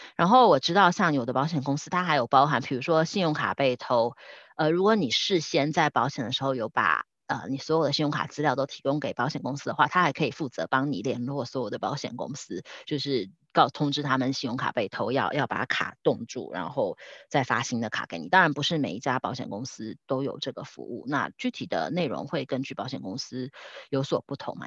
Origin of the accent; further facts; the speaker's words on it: Taiwan; moved away as an adult; now in Switzerland; 像我们台湾人，可能不是一开始一毕业就在瑞士工作，是可能工作了十年、十五年才搬来瑞士的